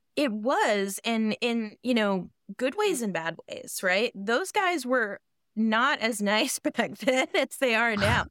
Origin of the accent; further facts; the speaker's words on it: Boston, Massachusetts, United States; I grew up in Boston